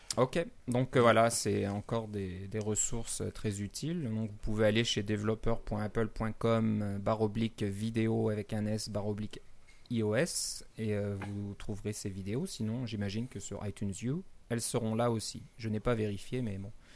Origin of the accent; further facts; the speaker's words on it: Canada; chez nous au Canada